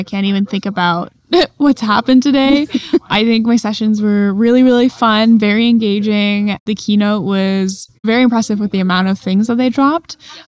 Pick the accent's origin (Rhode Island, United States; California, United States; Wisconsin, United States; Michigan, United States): California, United States; I'm from California.